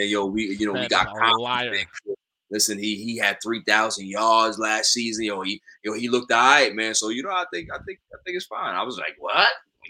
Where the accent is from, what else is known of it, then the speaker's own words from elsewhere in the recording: New York, United States; Just because we from New York